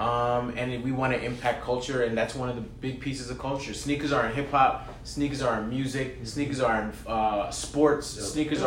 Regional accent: New York City, New York, United States; also born or lived in Brooklyn / Bronx; I'm from Queens

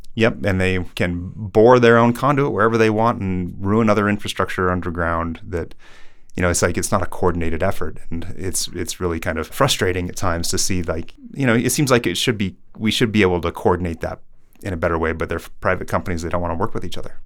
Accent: Colorado, United States; I living here in Colorado. My dad worked for the Forest Service.

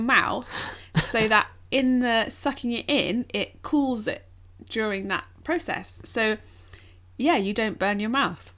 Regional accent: England, United Kingdom; as English people

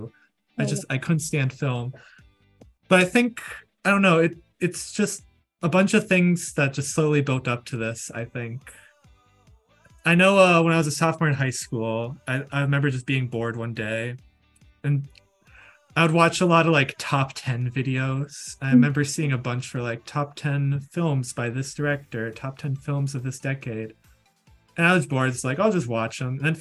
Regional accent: Minnesota, United States; I'm a filmmaker from Minnesota

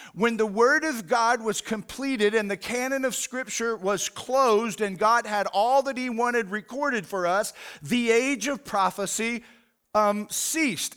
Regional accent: United States; as an American

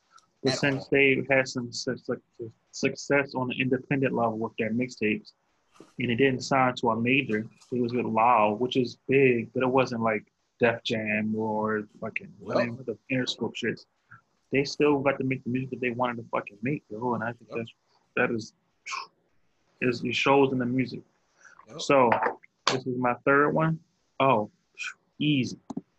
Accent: the South, United States; Like, I'm a nigga, yeah, we're from the South.

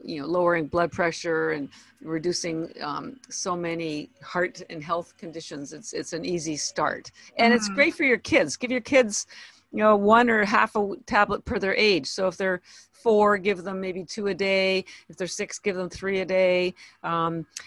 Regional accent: Toronto, Ontario, Canada; moved away as an adult; now in Boston, United States; I am Canadian, by the way. I was born in Toronto

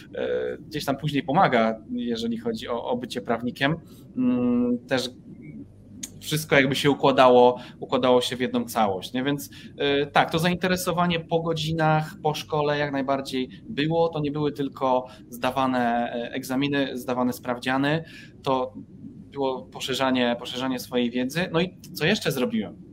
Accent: Nowa Sól, Lubusz Voivodeship, Poland; moved away as an adult; ja pochodzę z małego miasta, Nowa Sól e, w województwie lubuskim

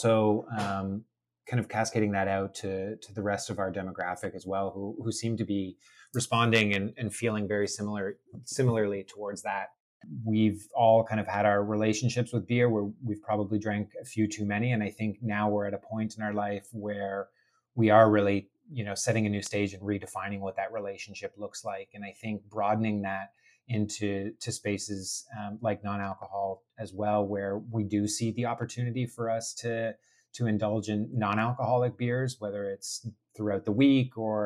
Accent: Toronto, Ontario, Canada; moved away as an adult; also born or lived in Oakville; now in Vancouver, Canada; although I'm based currently in Vancouver, originally I'm from Toronto

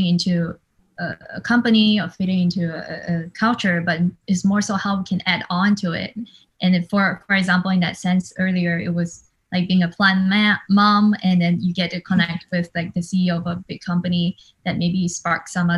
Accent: Singapore; now in New York, United States; I'm Asian, I'm a woman, I'm immigrant, I'm from Singapore.

